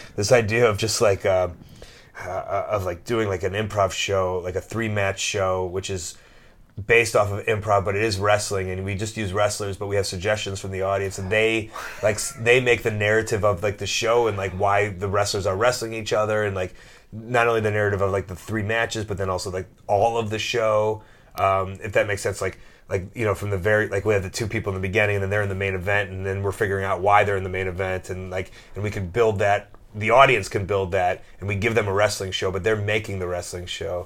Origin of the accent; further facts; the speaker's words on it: United States; moved away; I'm this American jock